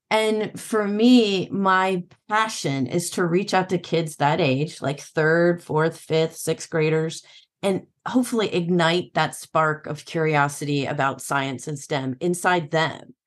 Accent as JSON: {"language": "English", "region": "Illinois", "country": "United States", "tie": "born or raised there", "said": "I grew up in Illinois"}